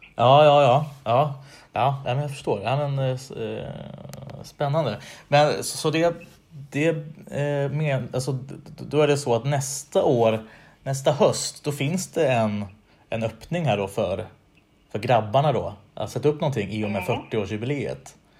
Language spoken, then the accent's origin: Swedish; Västerås, Västmanland, Sweden; moved away; Jag är från Västerås från början